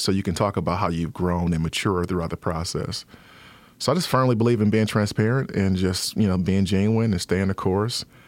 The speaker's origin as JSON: {"language": "English", "town": "Detroit", "region": "Michigan", "country": "United States", "tie": "born or raised there", "also_born_or_lived": "Ypsilanti, Michigan", "said": "I am originally from Detroit, born and raised in Detroit"}